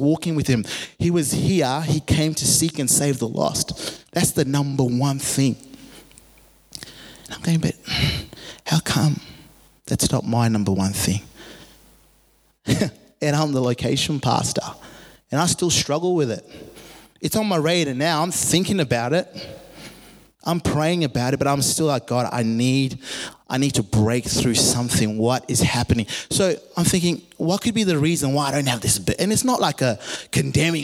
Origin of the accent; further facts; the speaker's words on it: Zimbabwe; I grew up in Zimbabwe, a Christian nation